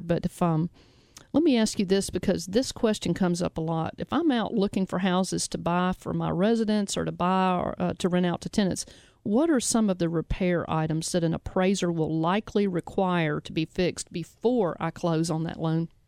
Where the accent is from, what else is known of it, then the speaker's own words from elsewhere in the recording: Memphis, Tennessee, United States; we broadcast out of Memphis. We're from Memphis